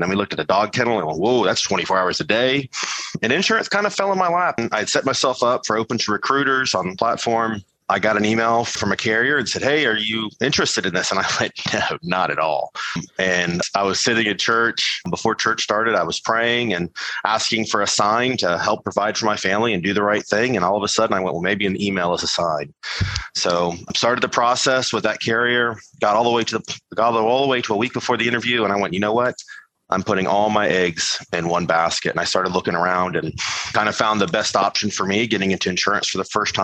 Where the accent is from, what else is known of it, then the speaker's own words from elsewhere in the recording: Charleston, South Carolina, United States; growing up in Charleston, South Carolina